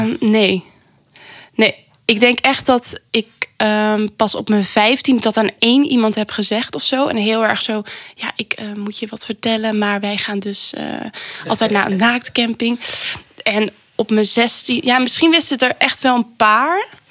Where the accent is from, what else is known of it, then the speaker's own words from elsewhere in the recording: Venlo, Limburg, Netherlands; moved away; ik kom oorspronkelijk uit Limburg.